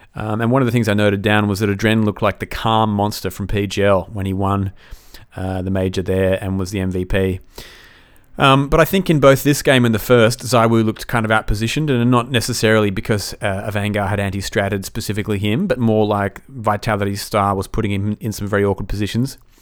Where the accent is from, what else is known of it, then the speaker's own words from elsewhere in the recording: Australia; as an Aussie